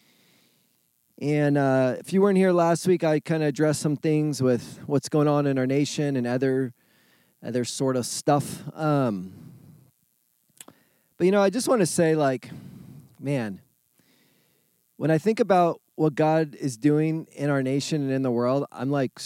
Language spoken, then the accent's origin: English; California, United States; moved away; I'm from California